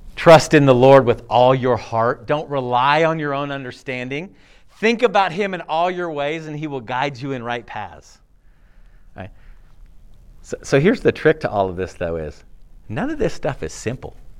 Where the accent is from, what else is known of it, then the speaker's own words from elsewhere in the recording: California, United States; I was born in California to a family that had some Christian principles